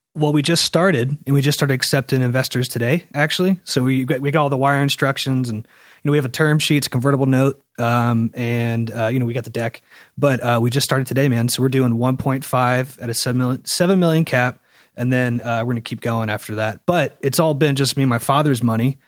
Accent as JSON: {"language": "English", "town": "Charleston", "region": "South Carolina", "country": "United States", "moved": "yes", "lives_now": "Los Angeles, United States", "said": "I went back to Charleston, South Carolina, where I'm from"}